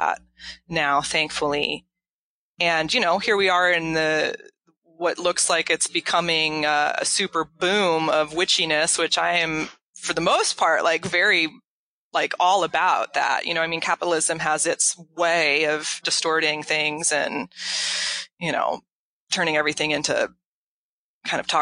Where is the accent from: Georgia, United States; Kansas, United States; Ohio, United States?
Kansas, United States; moved away as an adult; also born or lived in Illinois / Minneapolis; I grew up in Kansas and went to college in Illinois